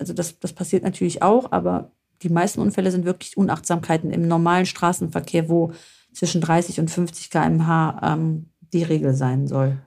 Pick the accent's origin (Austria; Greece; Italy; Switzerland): Greece; northern Greece; now in Germany; von uns aus Nordgriechenland